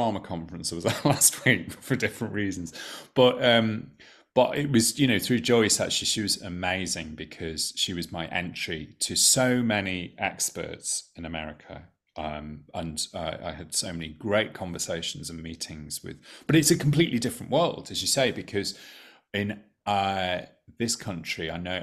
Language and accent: English; United Kingdom; I as a British person